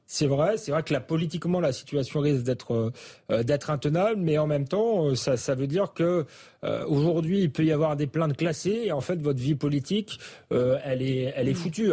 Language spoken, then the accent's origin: French; Épinay-sur-Seine, Île-de-France, France; j'ai grandi aussi à Épinay